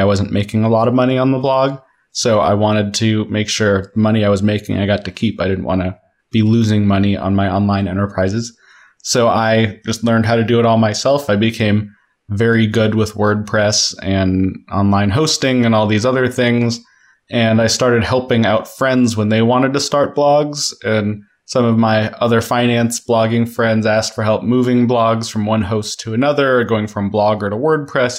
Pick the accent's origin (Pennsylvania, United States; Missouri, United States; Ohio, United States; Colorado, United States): Colorado, United States; Denver; moved away as an adult; I started kindergarten in Denver, and my sister was born in Denver, my little sister. So we were definitely a, a longtime Denver family